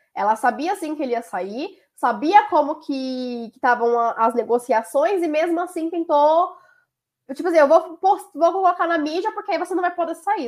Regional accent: Brazil; como brasileiro

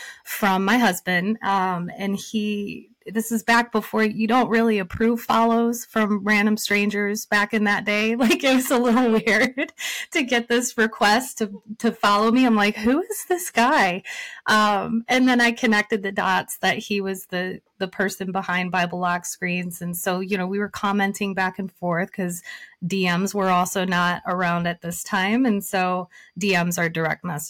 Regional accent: Michigan, United States; I was born and raised in Michigan.

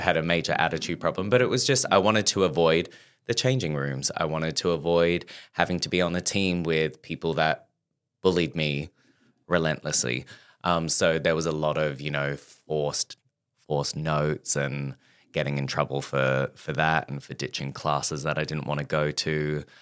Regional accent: Perth, Western Australia, Australia; moved away as an adult; now in London, United Kingdom; growing up in Perth

